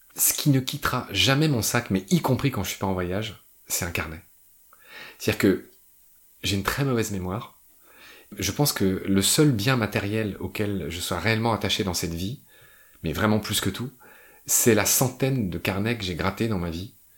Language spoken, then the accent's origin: French; France; moved away as an adult; also born or lived in Chile / Egypt; quand je suis rentré en France